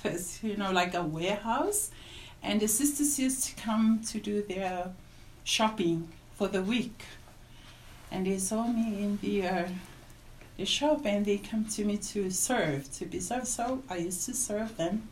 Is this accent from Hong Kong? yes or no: no; Samoa; moved away; I am from Samoa.